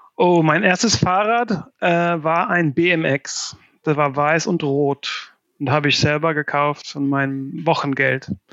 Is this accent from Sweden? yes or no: yes; Värmland, Sweden; German is a second language; moved away as an adult; also born or lived in Amsterdam / Barcelona; now in Berlin, Germany; ich stamme aus ähm, einem ein Gebiet, der nennt sich Wärmland. Und das ist so, ähm, ja, wenn man eine Linie von Stockholm bis Oslo zieht und gerade in der Mitte, mhm. da irgendwo im Wald bin ich aufgewachsen.